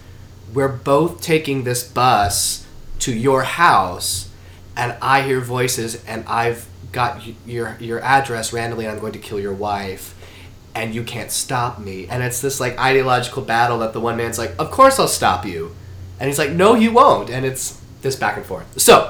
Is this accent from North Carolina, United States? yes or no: yes; Charlotte, North Carolina, United States; I'm from South USA. My father, who just recently retired, was in the real estate department of Norfolk Southern Railways and spent his whole career and my family moving from regional office to regional office.